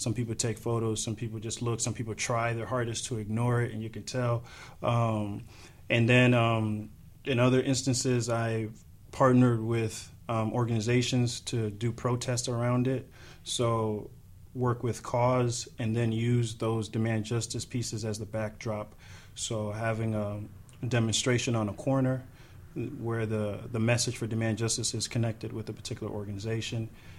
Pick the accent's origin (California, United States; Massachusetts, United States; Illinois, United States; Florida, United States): Illinois, United States; Chicago; Grew up a little bit around a few places. A little bit in central Illinois. And became of age in Chicago. Spent a lot of my adult years in Chicago.